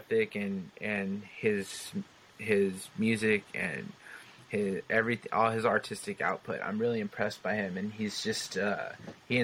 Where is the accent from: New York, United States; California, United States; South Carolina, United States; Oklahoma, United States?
California, United States; San Jose; my hometown in San Jose